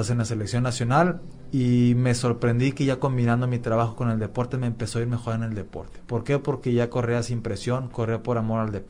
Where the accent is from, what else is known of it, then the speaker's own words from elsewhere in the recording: Monterrey, Nuevo León, Mexico; also born or lived in Querétaro; now in Mérida, Mexico; yo vengo de Monterrey, viví en la ciudad de Querétaro, una ciudad también muy, muy rentable, pero nada comparable a lo que tenemos aquí en Mérida.